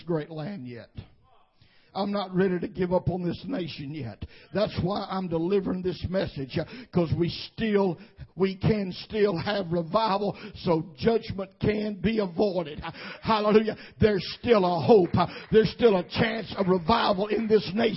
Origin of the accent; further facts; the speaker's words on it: United States; I am proud for my heritage as an American, and I thank God that I was born in this nation above any other country.